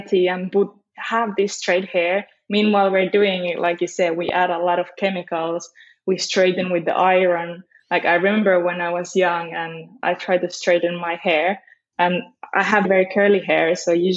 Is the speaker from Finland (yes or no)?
yes; Finland; moved away as an adult; also born or lived in Spain; now in London, United Kingdom; I did grow up in Finland. And my mom is Finnish